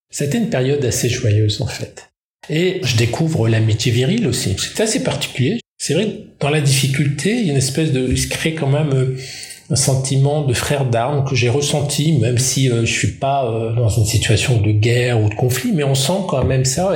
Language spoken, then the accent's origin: French; Roubaix, Hauts-de-France, France; Je suis né à Roubaix, donc une ville ouvrière, une ville à problème, et une ville attachante une ville de brassage